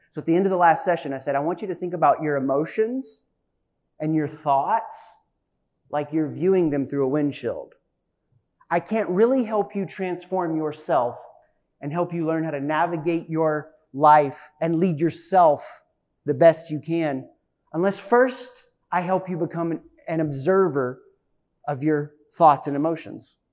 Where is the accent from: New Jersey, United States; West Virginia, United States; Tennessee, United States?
Tennessee, United States; East; accent: Southern; moved away; I was raised in East Tennessee